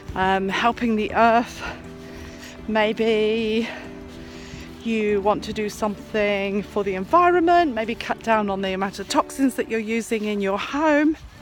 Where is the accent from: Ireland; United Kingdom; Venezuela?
United Kingdom; England; nationality I am English